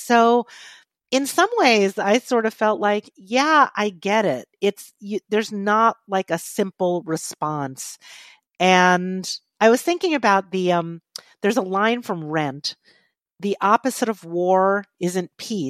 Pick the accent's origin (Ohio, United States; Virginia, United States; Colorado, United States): Virginia, United States; Charlottesville; also born or lived in Southern California / Philadelphia; So I grew up in Charlotte. Well, I was actually born in Southern California, but we left when I was two. Grew up in Charlottesville, lived in Philadelphia.